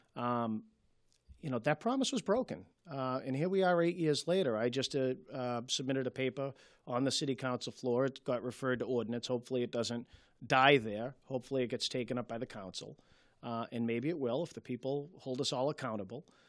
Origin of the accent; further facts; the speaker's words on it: Malden, Massachusetts, United States; born and raised in Ward three